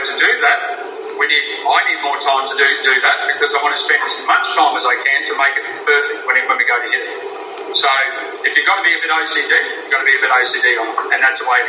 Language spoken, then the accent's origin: English; Australia; as a citizen under our Australian laws here